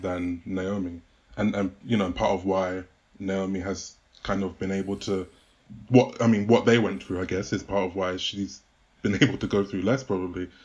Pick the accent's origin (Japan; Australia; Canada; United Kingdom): United Kingdom; as a Brit